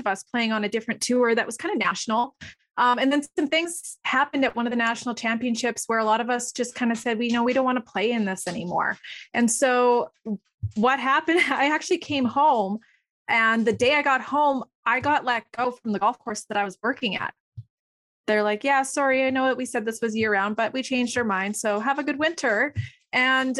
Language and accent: English; Alberta, Canada; I am from Alberta, Canada